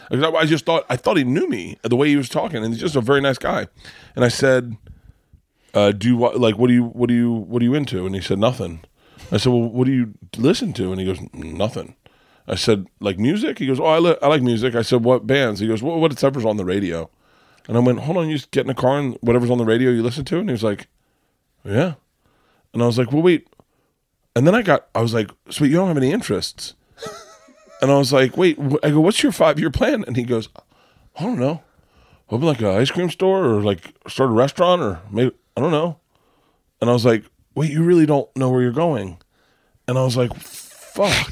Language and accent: English; Florida, United States; growing up in Florida